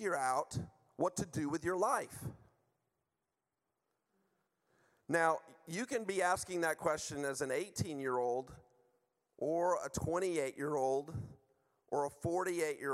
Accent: United States; moved away; I'm from the U.S.

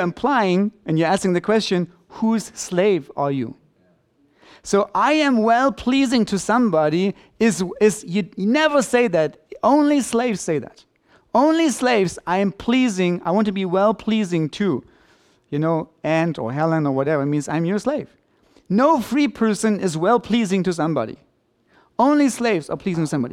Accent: Germany

